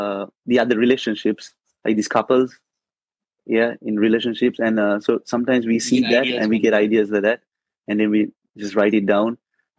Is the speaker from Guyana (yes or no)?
no; Sri Lanka; Yeah, so we are born and bred in Sri Lanka. So we are originally from Sri Lanka.